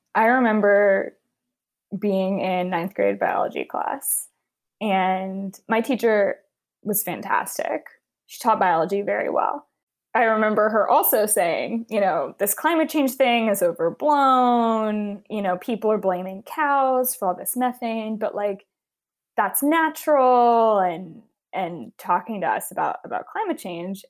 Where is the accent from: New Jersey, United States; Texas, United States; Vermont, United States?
Texas, United States; Houston; I grew up in Houston, Texas.